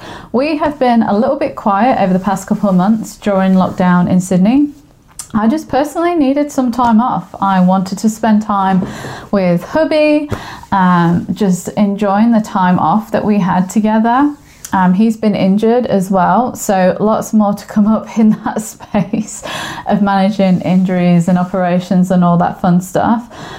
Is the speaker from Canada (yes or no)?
no; England, United Kingdom; now in Australia; I am from England. I sound funny because I'm now living in Australia and the language and accents have mixed together. So this is a blurb of English goodness for you.